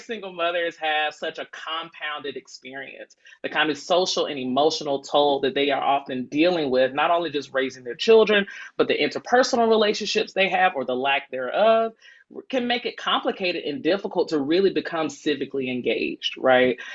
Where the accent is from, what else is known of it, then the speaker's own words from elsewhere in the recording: Decatur, Georgia, United States; I'm born and raised in Decatur